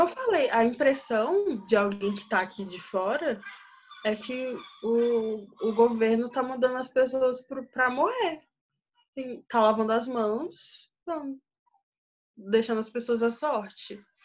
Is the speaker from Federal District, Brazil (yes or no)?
yes; Brasília, Federal District, Brazil; moved away as an adult; now in Turkey; Sou brasiliense e até o ano passado eu morava em Brasília, nunca tinha saído de Brasília